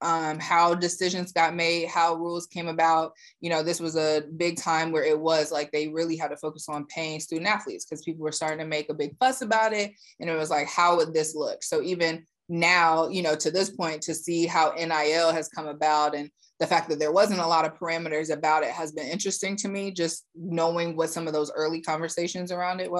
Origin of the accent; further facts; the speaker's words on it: Fort Mill, South Carolina, United States; I grew up in Fort Mill, South Carolina.